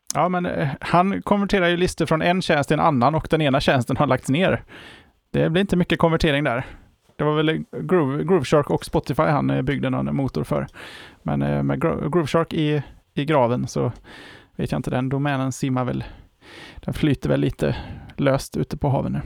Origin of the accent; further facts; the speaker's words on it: Sweden; för oss som svenskar